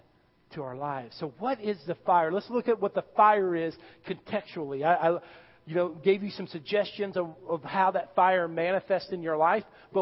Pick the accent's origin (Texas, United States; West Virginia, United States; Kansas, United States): Texas, United States; Irving; growing up in Irving, Texas